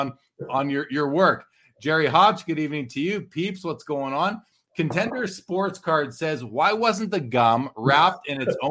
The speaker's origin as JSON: {"language": "English", "town": "Winnipeg", "region": "Manitoba", "country": "Canada", "tie": "born or raised there", "said": "I grew up in Winnipeg in Canada."}